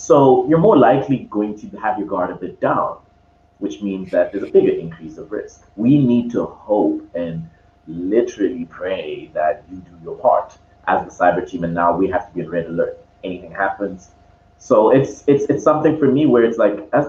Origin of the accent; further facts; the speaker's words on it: Zambia; now in Cape Town, South Africa; right now I'm in Cape Town, even though I'm born from Zambia